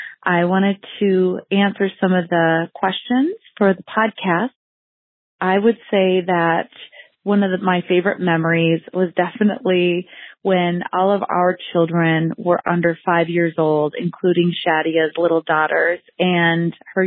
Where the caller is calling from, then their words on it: Waconia, Minnesota, United States; I am a listener from Waconia, Minnesota